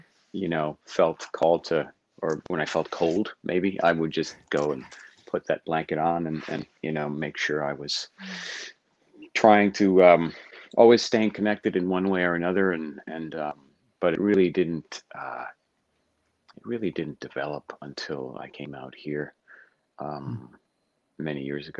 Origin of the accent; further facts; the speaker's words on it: New York City, New York, United States; moved away as an adult; now in Los Angeles, United States; I'm from New York City. I was born and raised in New York City in the suburbs of New York.